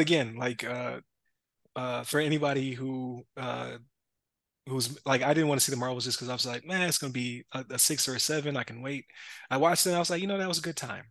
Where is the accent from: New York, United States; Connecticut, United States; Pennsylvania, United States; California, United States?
New York, United States; Buffalo; we're from Buffalo